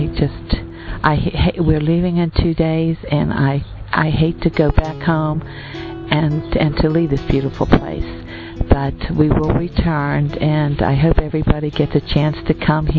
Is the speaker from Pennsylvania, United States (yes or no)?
yes; Pittsburgh, Pennsylvania, United States; I am in Medjugorje, and I am from the United States, Pittsburgh, Pennsylvania